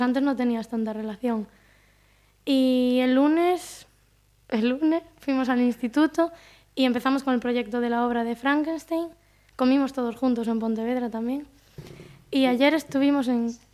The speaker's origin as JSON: {"language": "Spanish", "country": "Italy", "said": "soy italiana"}